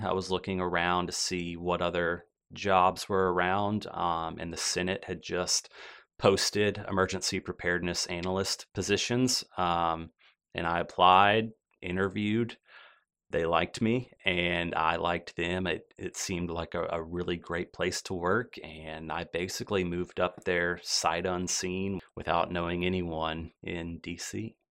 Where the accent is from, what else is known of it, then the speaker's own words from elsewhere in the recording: Birmingham, Alabama, United States; also born or lived in Meridian, Mississippi; I grew up here in the Birmingham area